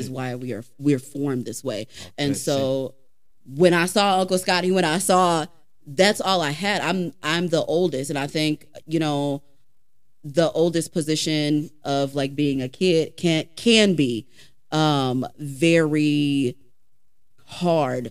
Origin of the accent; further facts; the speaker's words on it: Georgia, United States; also born or lived in Freeport; growing up in Georgia was a very big factor in understanding long term that like there was more to life than Freeport